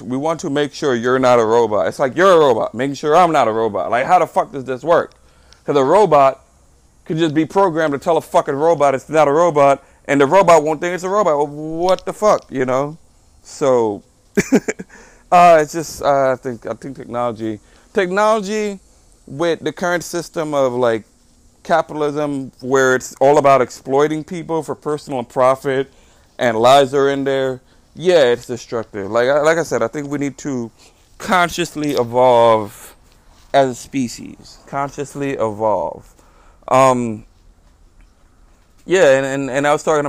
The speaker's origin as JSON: {"language": "English", "country": "Trinidad & Tobago", "tie": "born or raised there", "moved": "yes", "lives_now": "United States", "said": "I grew up in Trinidad and Tobago"}